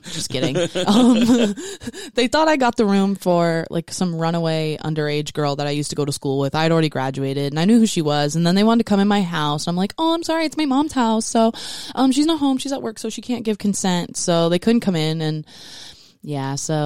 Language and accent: English; South Dakota, United States; I tried being like a professional dominatrix in my hometown in South Dakota